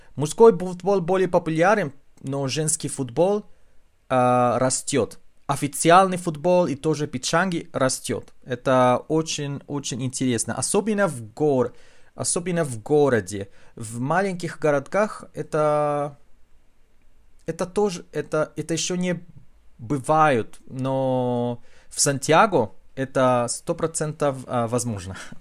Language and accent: Russian; Chile; Russian is a second language; в нашем диалекте испанского языка есть, конечно, много слов на языке кечуа